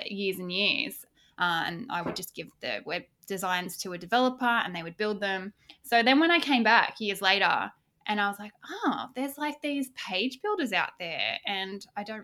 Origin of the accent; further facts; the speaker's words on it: Australia; I'm Aussie. I live just south of the beautiful Gold Coast in Australia